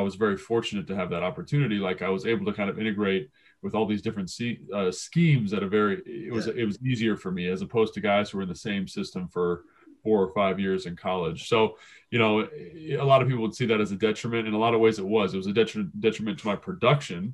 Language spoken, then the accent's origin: English; Los Angeles, California, United States; I grew up in the San Fernando Valley